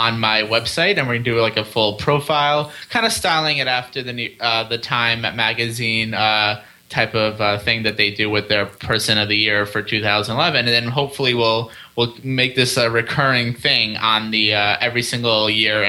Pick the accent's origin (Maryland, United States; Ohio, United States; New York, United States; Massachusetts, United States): New York, United States; now in Washington, D.C., United States; I'm from New York, now living in Washington, D.C. area